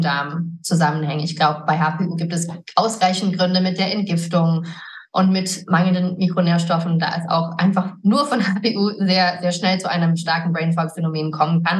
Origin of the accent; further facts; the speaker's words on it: Garmisch-Partenkirchen, Bavaria, Germany; moved away as an adult; also born or lived in United States; now in Idstein, Germany; ich bin auch hier geboren. Meine Eltern sind Amerikaner und ich bin hier in, in Garmisch in den Bergen aufgewachsen